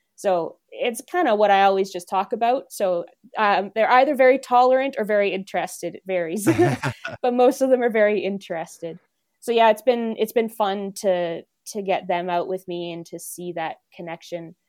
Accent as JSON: {"language": "English", "region": "East Coast", "country": "Canada", "moved": "yes", "lives_now": "Alberta, Canada", "said": "I'm technically from a city, but I'm from the East Coast."}